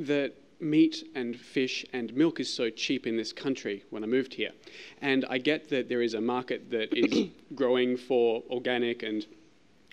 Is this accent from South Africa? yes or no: no; Australia; moved away as an adult; now in United States; I'm an Australian.